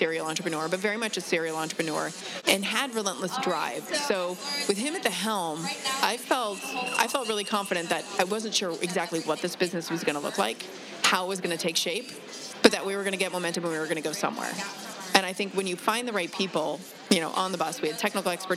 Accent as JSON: {"language": "English", "region": "Alaska", "country": "United States", "tie": "born or raised there", "moved": "yes", "lives_now": "Los Angeles, United States", "said": "I'm a Los Angelite, born again, I guess, because I grew up in Alaska."}